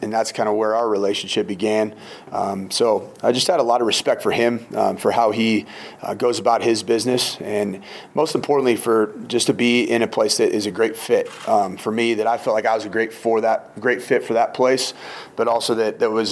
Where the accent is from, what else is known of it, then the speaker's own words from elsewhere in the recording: West Coast, United States; also born or lived in Minnesota; now in Boulder, United States; I'm originally from the West Coast